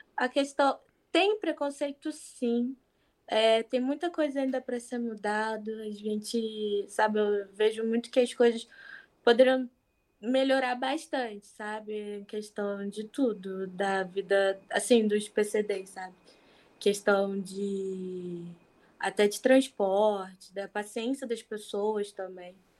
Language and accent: Portuguese; Rio de Janeiro, Brazil; sou do Rio de Janeiro